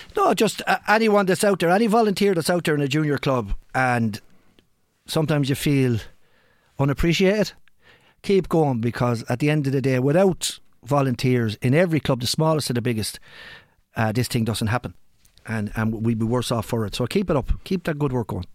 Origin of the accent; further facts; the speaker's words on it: Ireland; we're Irish